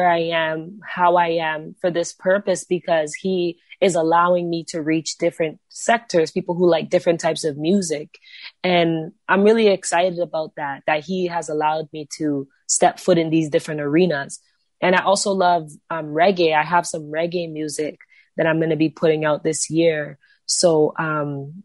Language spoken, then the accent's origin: English; Brampton, Ontario, Canada; I'm from Ontario. I'm from a city called Brampton. Just grew up here my whole life